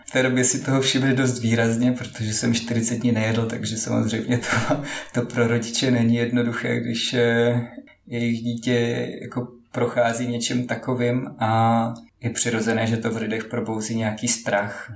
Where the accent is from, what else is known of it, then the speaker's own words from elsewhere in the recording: Moravia, Czechia; Pocházím z Moravy